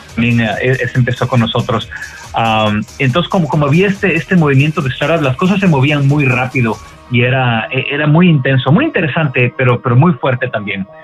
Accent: Ecuador; moved away as an adult; now in United States; yo soy originario de Ecuador, me mudé a, Estados Unidos hace ya como 18 años, una cosa así. Ah, vine a estudiar la universidad acá.

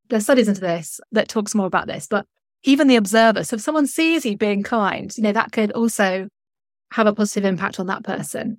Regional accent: North West England, United Kingdom; moved away as an adult; also born or lived in London; I moved from London two years ago back to the north of England

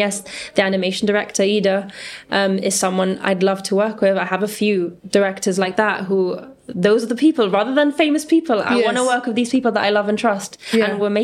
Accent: Gibraltar; we come from Gibraltar, a small place

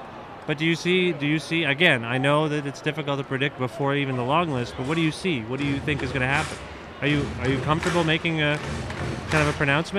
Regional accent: India; I used to believe that as an Indian, I didn't need to put on sunscreen.

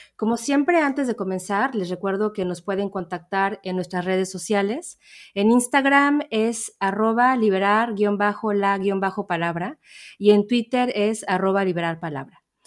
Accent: Mexico; yo soy mexicana

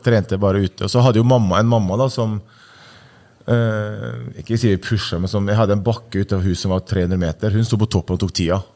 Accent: Ålesund, Møre og Romsdal, Norway; also born or lived in Sunndalsøra; flytta til Ålesund da jeg var seks eller syv år

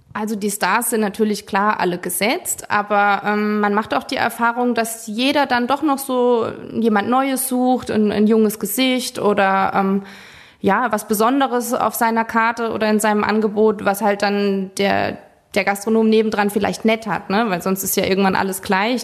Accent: Forst, Rhineland-Palatinate, Germany; wir sind aus Forsch, das ist schon ein Ort

